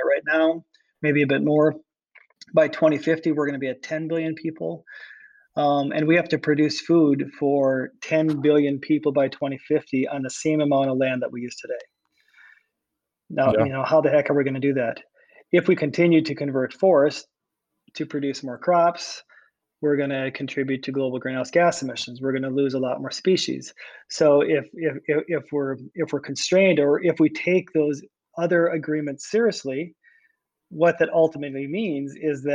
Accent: Iowa, United States; born or raised there

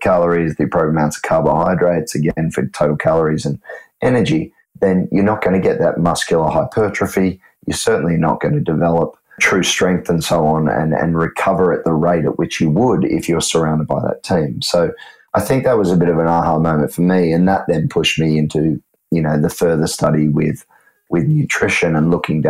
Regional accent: Australia; now in Sydney, Australia; me being an Aussie

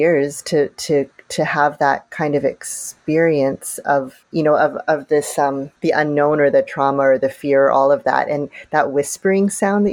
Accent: Canada; growing up in Canada, I had a very I would say, a very safe childhood

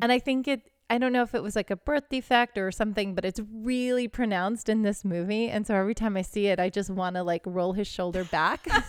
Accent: Houston, Texas, United States; I grew up in Houston

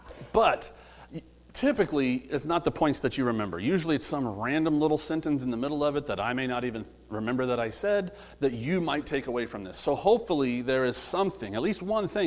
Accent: Midwest, United States; I grew up in the Midwest a little bit

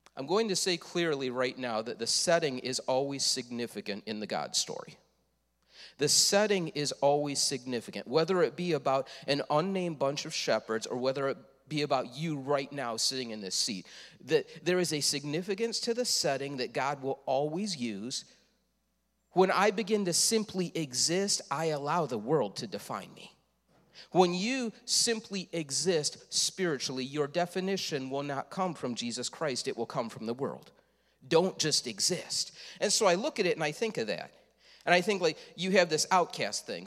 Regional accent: Leroy, United States; I am from Leroy

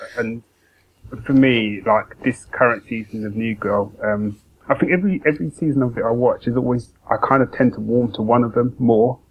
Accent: London, United Kingdom; especially growing up in London

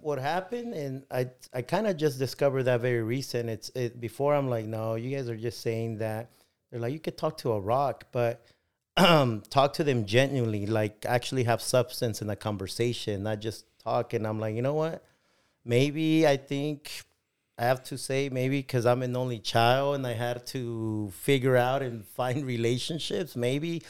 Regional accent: León, Guanajuato, Mexico; now in Bakersfield, United States; I was born in León, Guanajuato

